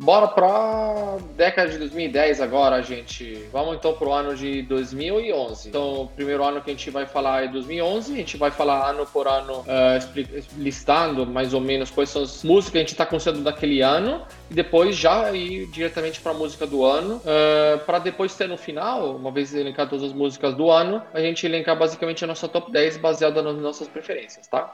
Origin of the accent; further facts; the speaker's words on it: Italy; now in Brazil; na Itália, de onde eu vi, de onde eu venho